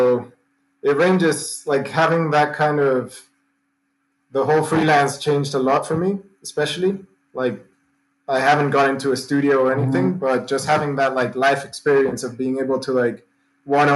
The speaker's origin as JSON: {"language": "English", "region": "Mendoza", "country": "Argentina", "said": "I'm from Mendoza. It's the capital of wine here."}